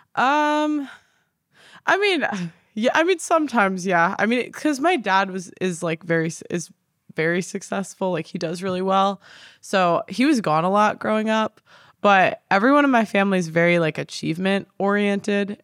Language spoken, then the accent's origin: English; Chicago, Illinois, United States; moved away as an adult; now in London, United Kingdom; I'm from Chicago originally, the suburbs